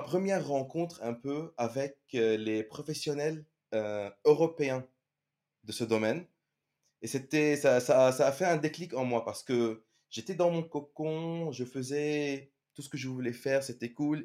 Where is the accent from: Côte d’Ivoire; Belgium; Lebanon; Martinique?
Lebanon; moved away as an adult; now in France; je suis un CG generalist du Liban